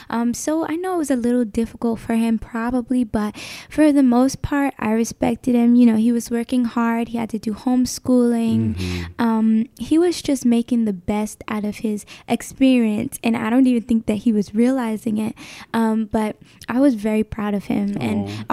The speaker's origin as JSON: {"language": "English", "town": "Newark", "region": "New Jersey", "country": "United States", "said": "I'm 18 years old and I'm from Newark, New Jersey."}